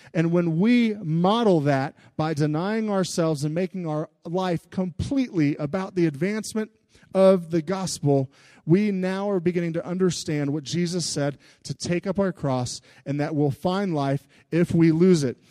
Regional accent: United States; especially to us in America.

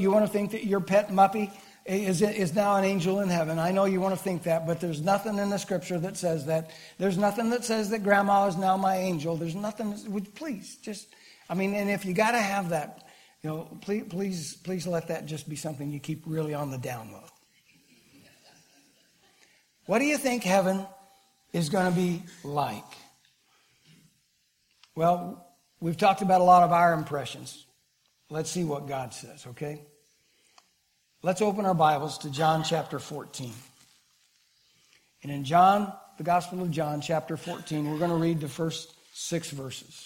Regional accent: Kiamichi Mountains, southeast Oklahoma, United States; Growing up in the Kamishis, little kid down in southeast Oklahoma

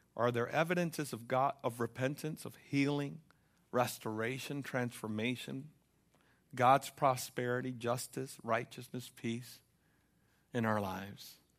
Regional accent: United States; as an American, I have to admit, I'm a consumer

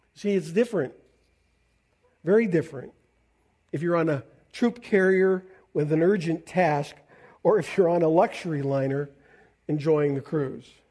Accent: Canada; I'm a Canadian

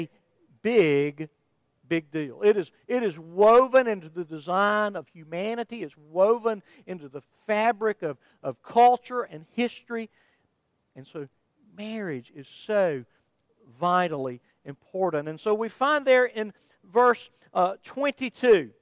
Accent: Somerville, Georgia, United States; I'm from Somerville, Georgia

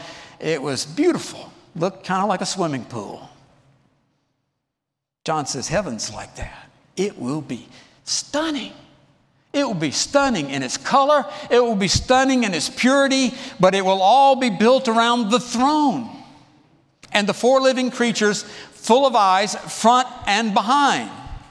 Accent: College Park, United States; The church I grew up in College Park, had a little chapel about the size of this seating area over here.

